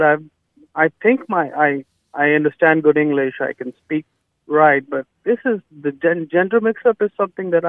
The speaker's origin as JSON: {"language": "English", "country": "Pakistan", "first_language": "Urdu", "second_language": "English", "moved": "as an adult", "lives_now": "Houston, United States", "said": "my mother tongue is Urdu. Mm-hmm. I'm from Pakistan, mm-hmm. and I also speak Punjabi."}